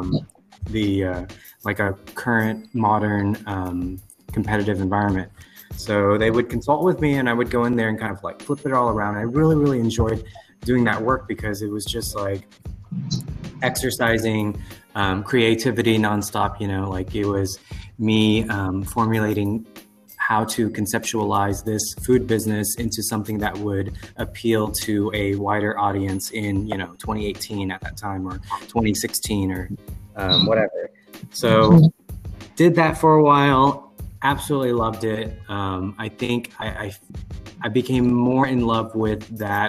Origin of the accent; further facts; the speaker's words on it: Houston, Texas, United States; we come from Houston, and Houston's just a really, really diverse city to begin with.